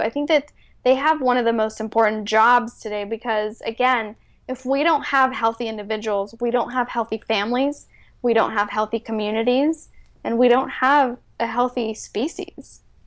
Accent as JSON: {"language": "English", "area": "Bay Area", "region": "California", "country": "United States", "tie": "born or raised there", "also_born_or_lived": "Mexico City, Mexico", "first_language": "Spanish", "second_language": "English", "moved": "as an adult", "lives_now": "San Diego, United States", "said": "I basically grew up in the Bay Area"}